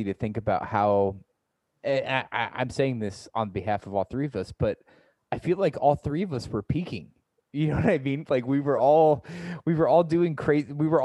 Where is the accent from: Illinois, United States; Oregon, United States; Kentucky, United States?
Illinois, United States; Central; also born or lived in Omaha, Nebraska; now in St. Louis, United States; my hometown in Illinois, Central Illinois.